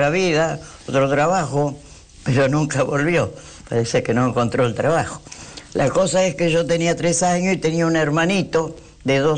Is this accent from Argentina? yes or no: yes; Buenos Aires, Argentina; also born or lived in Concordia, Entre Ríos; tres años vine a ah. Buenos Aires, crecí en Buenos Aires